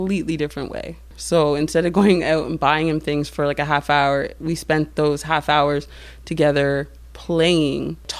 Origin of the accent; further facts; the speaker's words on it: Kingston, Ontario, Canada; I didn't know if I could stay clean in my hometown, but I'm really glad I did come back